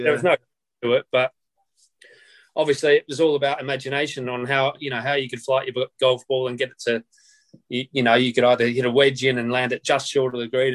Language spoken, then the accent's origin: English; Romsey, Victoria, Australia; I grew up about half an hour north of Melbourne Airport in a little town called Romsey